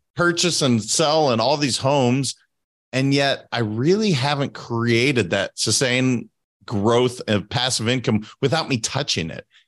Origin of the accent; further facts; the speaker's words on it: Montana, United States; moved away as an adult; I'm from Montana originally. Now, I've been away from Montana for over, oh my gosh, twenty-two years now.